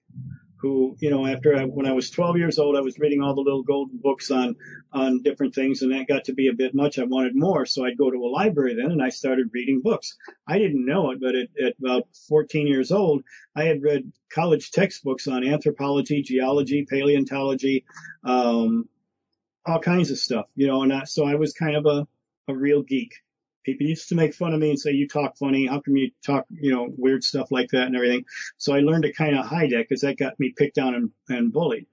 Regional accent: Detroit, Michigan, United States; also born or lived in Livonia, Michigan; I grew up in Brightmoor

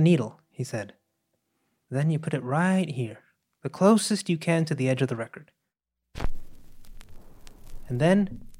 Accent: Monterrey, Nuevo León, Mexico; now in New York, United States; I'm from Monterrey, in northeastern Mexico, and several years ago, life led me across the border to New York. But destiny has now brought me back to visit my hometown.

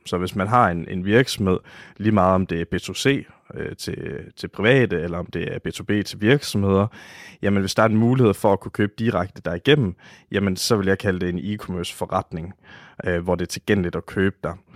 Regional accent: Oksbøl, Southern Denmark, Denmark; jeg kommer fra Varde omegn, en lille by, der hedder Oksbøl

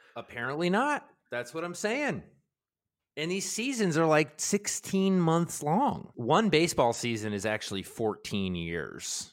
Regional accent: Baltimore, Maryland, United States; I grew up in Baltimore, and we grew up with Cal Ripken

